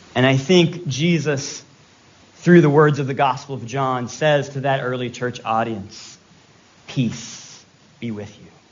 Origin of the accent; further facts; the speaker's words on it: Virginia, United States; I'm from Virginia. I can say y'all.